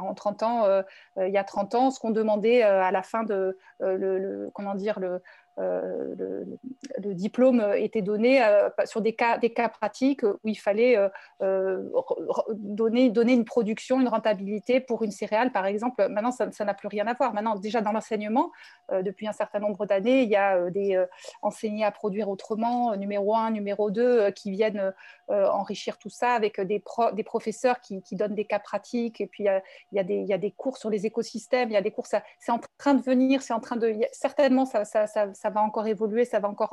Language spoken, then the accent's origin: French; Paris, Île-de-France, France; je suis parisienne, je suis un peu bobo